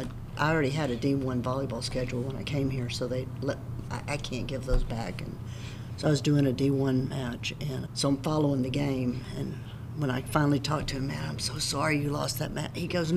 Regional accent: Cypress, Texas, United States; also born or lived in Jersey Village, Texas; now in Bandera, United States; I was born and raised in the Cypress area, actually in Fairbanks. We had a little dirt farm there.

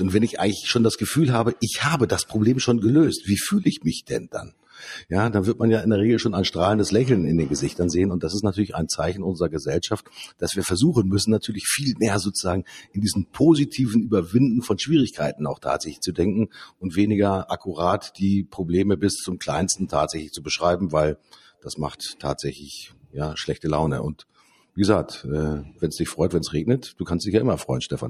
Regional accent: Lower Saxony, Germany; Bei uns in Niedersachsen

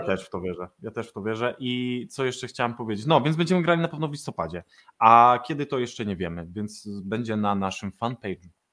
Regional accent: Wrocław, Lower Silesian Voivodeship, Poland; jestem z Wrocławia i improwizuję we Wrocławiu

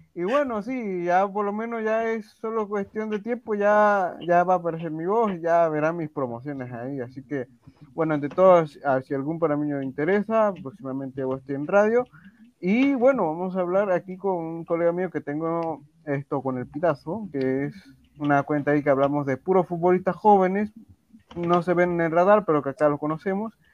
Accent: Panama; aquí en mi país, en Panamá.

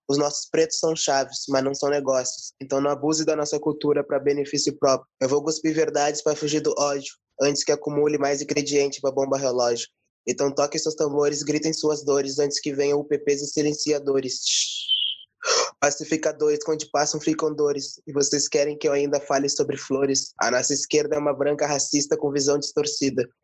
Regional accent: Porto Alegre, Rio Grande do Sul, Brazil; Eu sou a primeira geração que nasceu em Porto Alegre

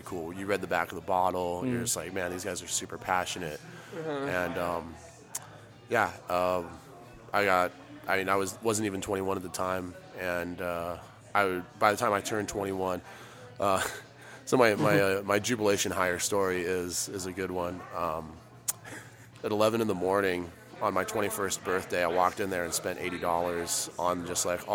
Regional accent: Albuquerque, New Mexico, United States; also born or lived in Portland, Oregon / Los Angeles; I've been more or less born and raised in Albuquerque, New Mexico. Been there since I was 3.

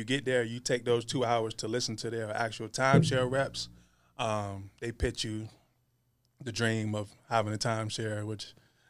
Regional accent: Richmond, Virginia, United States; right in the heart of Richmond. Yes, sir. Born and raised.

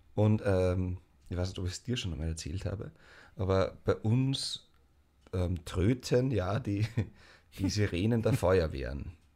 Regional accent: Mostviertel, Lower Austria, Austria; ich komme aus dem Mostviertel

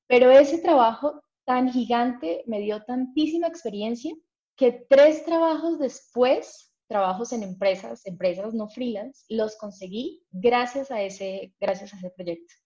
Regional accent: Cúcuta, Norte de Santander, Colombia; yo soy de Cúcuta, Colombia

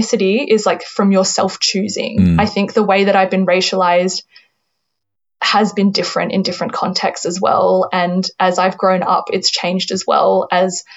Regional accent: Sutherland Shire, New South Wales, Australia; also born or lived in China; I grew up in the Sutherland Shire

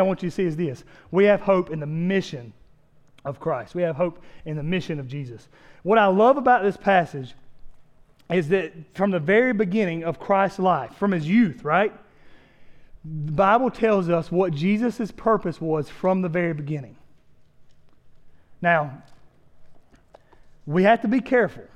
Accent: South Carolina, United States; we're from South Carolina.

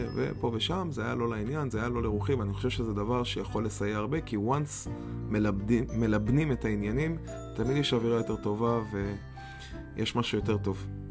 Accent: Israel; moved away; בתור ישראלי שאין הרבה שלג מאיפה שאני בא

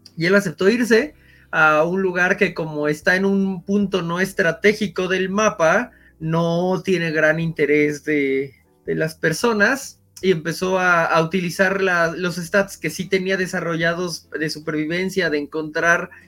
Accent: Mexico City, Mexico; soy de la Ciudad de México

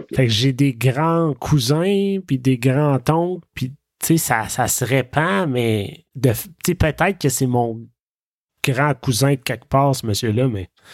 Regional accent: Saint-Albert, Ontario, Canada; je viens de Saint-Albert, dans l'Est ontarien.

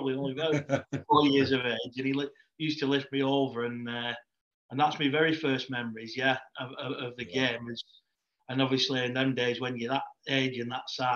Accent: Leigh, North West England, United Kingdom; I'm from over in Lee, so God's own country, as they say.

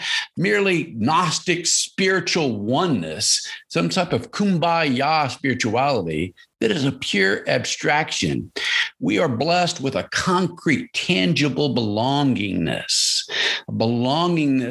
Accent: United States; as Christians, we are also American

